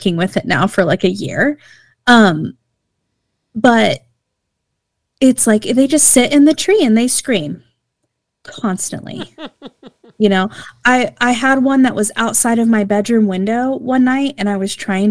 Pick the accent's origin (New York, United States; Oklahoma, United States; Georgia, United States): Oklahoma, United States